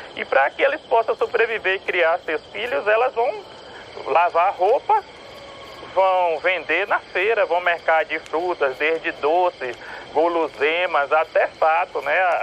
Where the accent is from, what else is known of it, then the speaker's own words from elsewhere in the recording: Itabuna, Bahia, Brazil; de Tabuna, que é de onde eu venho, de onde eu nasci.